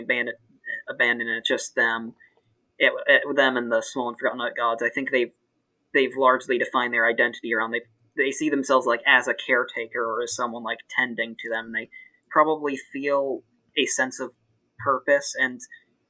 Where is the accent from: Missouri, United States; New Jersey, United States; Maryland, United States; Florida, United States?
Maryland, United States; I'm from Maryland